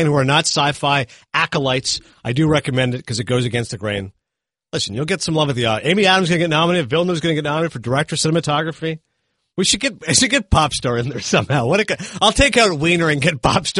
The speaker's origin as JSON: {"language": "English", "country": "Canada", "said": "being Canadian"}